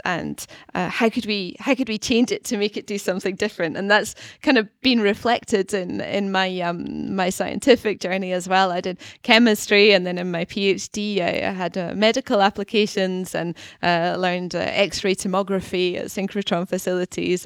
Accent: Scotland, United Kingdom; accent: Scottish; moved away as an adult; also born or lived in London / Basel / Geneva / Stockholm; now in Gothenburg, Sweden; I grew up in Scotland, and then I, I lived in London and in Basel and Geneva in Switzerland, um, a, and then also in Stockholm and now in Gothenburg

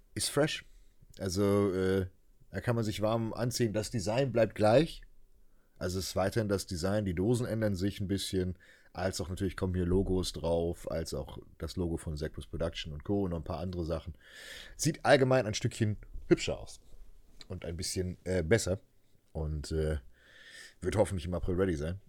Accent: Germany; als Deutsche

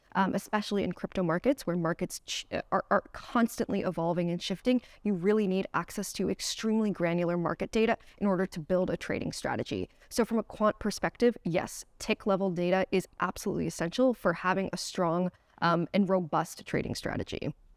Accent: United States; moved away; I am from the United States originally

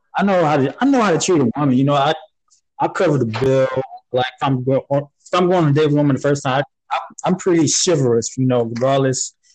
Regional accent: Panama City, Florida, United States; moved away as an adult; also born or lived in Fort Lauderdale, Florida; I'm originally from Panama City

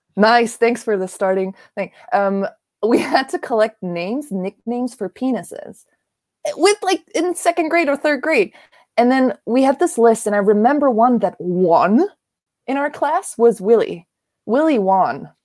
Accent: Germany; moved away as an adult; also born or lived in Japan / Korea; now in New York, United States; I'm from Germany. I was born and raised here. I went to school here.

